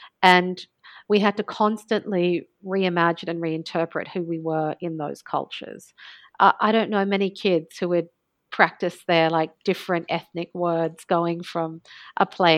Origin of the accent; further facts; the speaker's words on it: Australia; also born or lived in Alexandria, Egypt; Yeah, I was born in Egypt. My mother is an Egyptian Alexandrian, but she had actually migrated to Australia after she had married a Lebanese man, my father, and they met and they married and they moved to Australia.